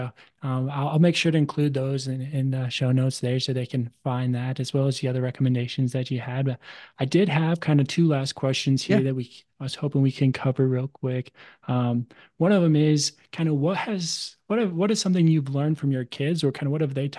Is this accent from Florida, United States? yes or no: no; Tucson, Arizona, United States; now in Idaho; When I live in here in Idaho, I grew up in Tucson, Arizona, and really there's only one, maybe two seasons there.